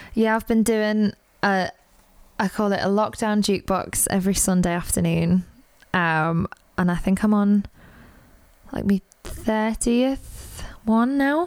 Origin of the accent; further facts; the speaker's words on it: Liverpool, North West England, United Kingdom; I'm from Liverpool